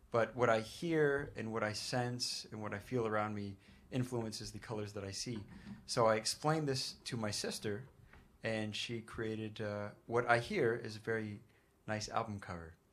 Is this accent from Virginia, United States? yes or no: no; New York, United States; Uh, this we're all from New York, and, and this this place very much feels like home.